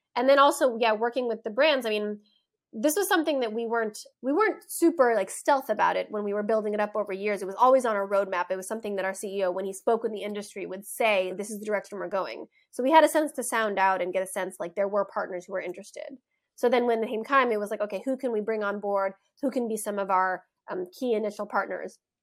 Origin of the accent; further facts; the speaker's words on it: United States; moved away as an adult; also born or lived in Berlin; being an American